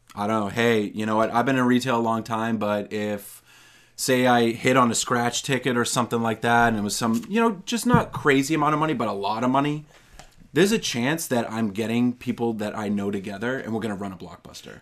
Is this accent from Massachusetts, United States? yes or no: yes; North Reading, Massachusetts, United States; I grew up in North Reading, um, not that far from where my grandparents lived in Stoneham